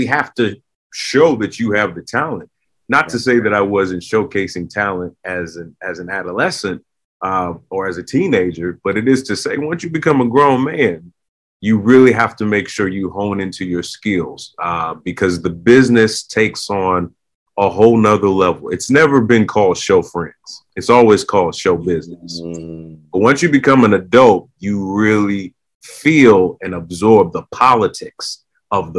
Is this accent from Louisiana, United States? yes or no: no; Los Angeles, California, United States; growing up in Southern California, Hollywood was always in my backyard.